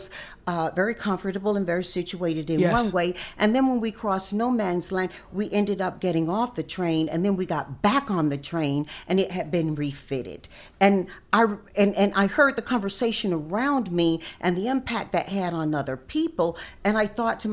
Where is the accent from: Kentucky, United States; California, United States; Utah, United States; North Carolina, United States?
North Carolina, United States; moved away; my hometown is an original plantation town